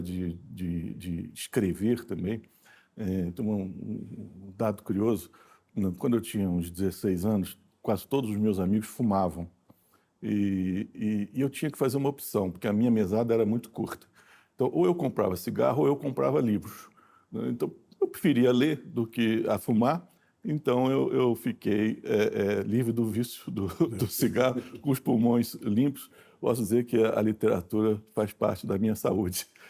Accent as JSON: {"language": "Portuguese", "town": "Brasília", "region": "Federal District", "country": "Brazil", "tie": "born or raised there", "also_born_or_lived": "Rio de Janeiro", "said": "nasci em 1961, né, no, no, Rio de Janeiro, mas passei a minha vida toda em Brasília"}